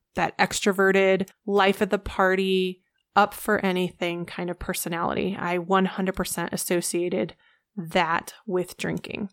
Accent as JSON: {"language": "English", "region": "Colorado", "country": "United States", "tie": "born or raised there", "also_born_or_lived": "Orlando, Florida", "said": "I live in Colorado. I have lived here the majority of my life."}